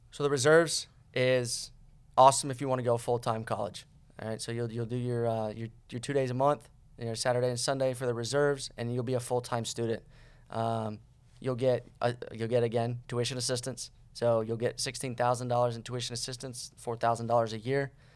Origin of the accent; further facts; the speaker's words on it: Cocoa Beach, Florida, United States; moved away; I am from, uh, Cocoa Beach, Florida